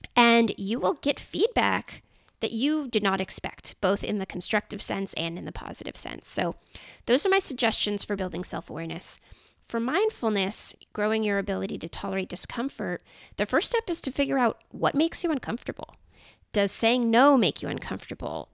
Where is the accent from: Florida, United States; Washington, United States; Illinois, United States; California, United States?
California, United States; Silicon Valley; I grew up in Silicon Valley